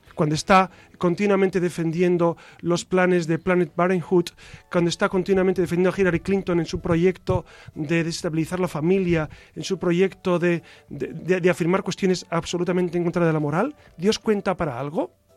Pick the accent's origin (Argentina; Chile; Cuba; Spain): Spain; Burgos, Castile and León; also born or lived in Quintana Roo, Mexico; yo soy de Burgos